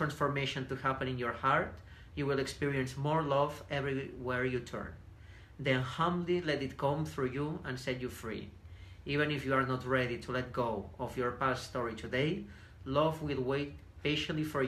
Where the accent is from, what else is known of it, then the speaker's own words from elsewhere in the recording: Banyoles, Catalonia, Spain; accent: Spanish; English is a second language; moved away as an adult; also born or lived in Barcelona; now in United States; my hometown is very famous because we have like a big lake